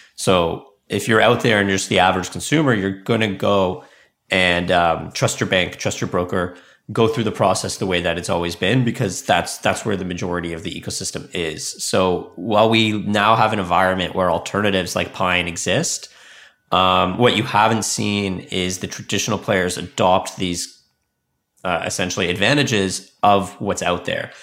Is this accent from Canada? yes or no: yes; Canada; also born or lived in Silicon Valley, United States; I'm from Canada, but I spent five years in Silicon Valley